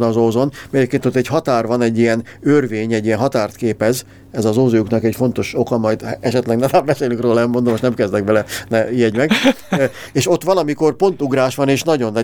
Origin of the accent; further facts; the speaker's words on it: Hungary; magyarok vagyunk